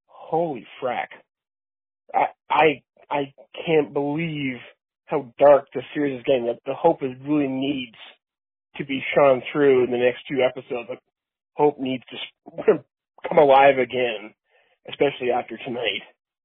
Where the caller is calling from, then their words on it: Canada; I'm calling from Canada.